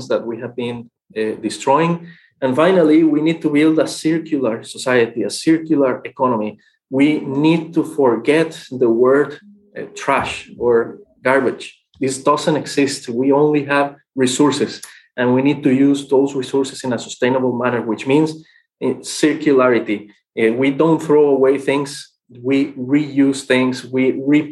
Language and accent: English; Costa Rica; also born or lived in Mexico; now in Bonn, Germany; I was born in Mexico. I grew up in Costa Rica.